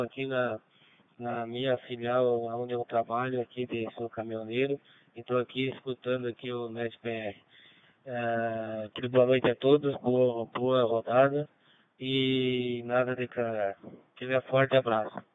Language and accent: Portuguese; Blumenau, Santa Catarina, Brazil; sou de Blumenau, mas hoje estou operando aqui pela repetidora de São Paulo